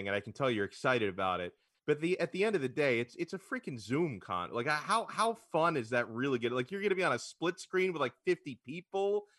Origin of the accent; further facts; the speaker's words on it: Miami, Florida, United States; I'm from Miami